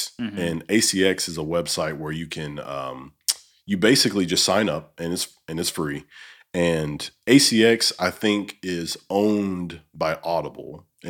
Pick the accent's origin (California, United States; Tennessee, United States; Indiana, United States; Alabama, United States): Alabama, United States; moved away as an adult; also born or lived in Minot, North Dakota; And I'm from Alabama.